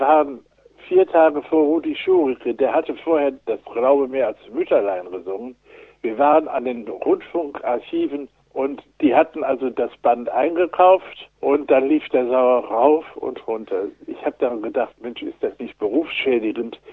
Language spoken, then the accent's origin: German; Wuppertal, North Rhine-Westphalia, Germany; also born or lived in Marburg; ich stamme ja aus Wuppertal.